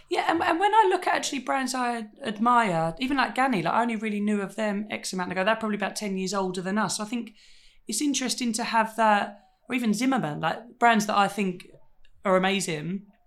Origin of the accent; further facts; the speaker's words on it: United Kingdom; being British